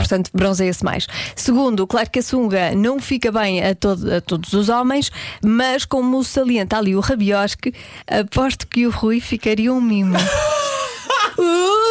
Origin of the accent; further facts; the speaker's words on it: Porto, Norte, Portugal; Eu sou do Porto